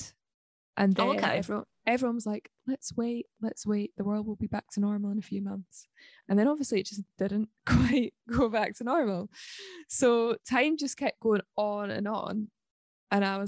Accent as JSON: {"language": "English", "town": "Livingston", "region": "Scotland", "country": "United Kingdom", "tie": "born or raised there", "also_born_or_lived": "Balerno", "said": "I am a girl from Scotland. I'm half Swedish. I grew up in Livingston, which is sort of in between Edinburgh and Glasgow. And then I moved to a village called Balerno"}